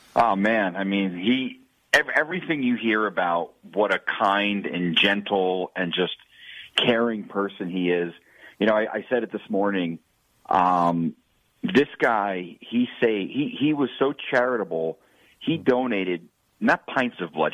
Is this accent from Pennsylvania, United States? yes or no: no; New Jersey, United States; now in Las Vegas, United States; I grew up in New Jersey